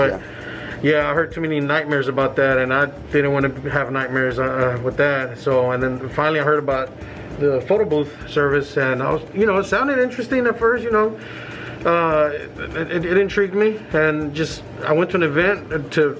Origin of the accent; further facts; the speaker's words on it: Dallas, Texas, United States; originally I'm from Oak Cliff